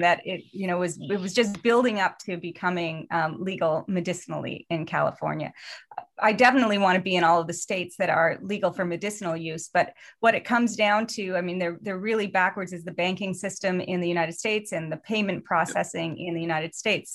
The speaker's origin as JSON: {"language": "English", "country": "Canada", "also_born_or_lived": "Los Angeles"}